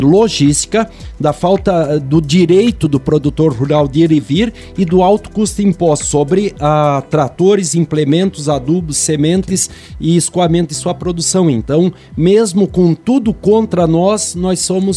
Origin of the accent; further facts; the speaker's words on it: Brazil; nós Sim. brasileiros, que a gente é muito aberto